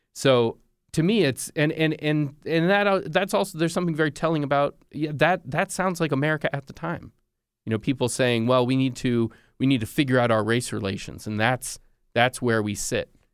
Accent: United States; I'm an American journalist.

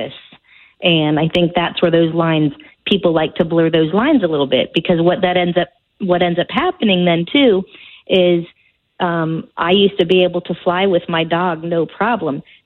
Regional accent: Orlando, Florida, United States; now in Illinois, United States; I'm from Orlando, so my whole family is there, but I still listen to my Orlando stations up here

